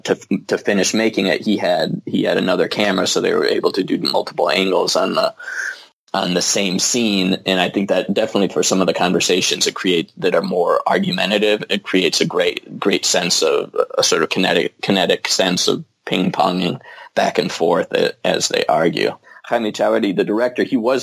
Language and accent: English; United States; also born or lived in Spain; now in Los Angeles, United States; I'm American